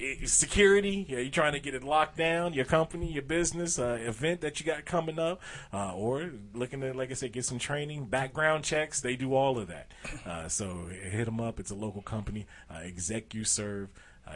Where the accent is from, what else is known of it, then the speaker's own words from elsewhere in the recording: Detroit, Michigan, United States; I'm from Detroit. I was there.